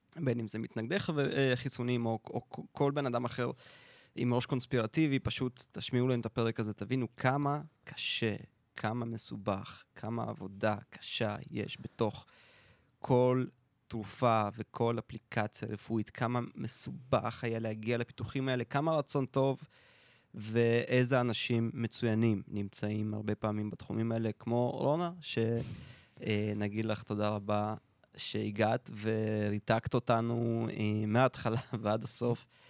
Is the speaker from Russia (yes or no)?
yes; Russia; now in Israel; כשהייתי קטן ברוסיה הסובייטית